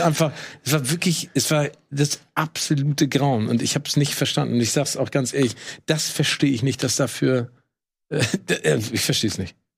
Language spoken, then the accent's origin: German; Hamburg, Germany; als Hamburger